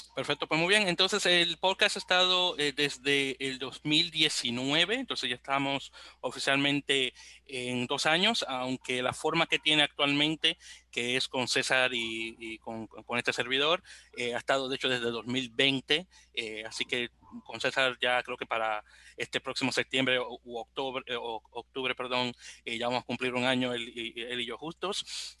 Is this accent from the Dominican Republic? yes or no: yes; Santo Domingo, Dominican Republic; now in New York, United States; aunque vivo en la bella ciudad de Nueva York, soy originario de Santo Domingo de Guzmán, República Dominicana